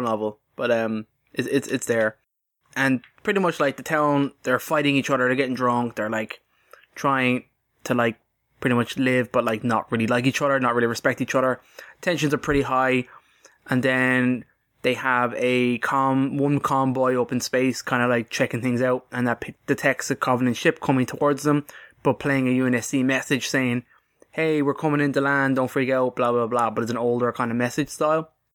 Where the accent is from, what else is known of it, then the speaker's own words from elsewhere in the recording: Ireland; we're Irish